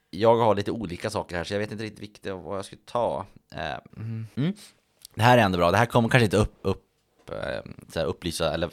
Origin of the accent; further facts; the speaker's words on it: Örnsköldsvik, Västernorrland County, Sweden; hemma i Övik